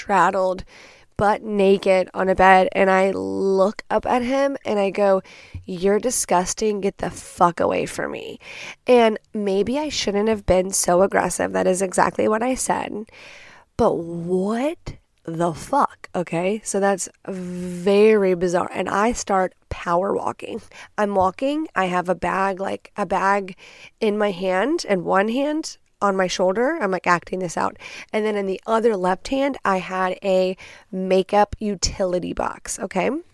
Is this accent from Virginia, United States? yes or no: no; Texas, United States; I'm from Texas